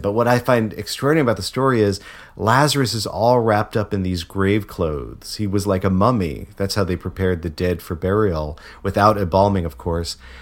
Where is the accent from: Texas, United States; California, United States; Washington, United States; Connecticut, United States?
Connecticut, United States; moved away; also born or lived in Memphis; I'm from Connecticut originally.